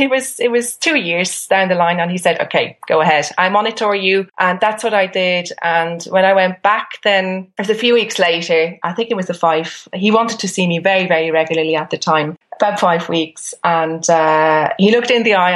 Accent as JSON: {"language": "English", "country": "Switzerland", "moved": "yes", "lives_now": "Ireland", "said": "I'm from Switzerland, where complementary and alternative therapy is enshrined in the constitution. So I grew up with it."}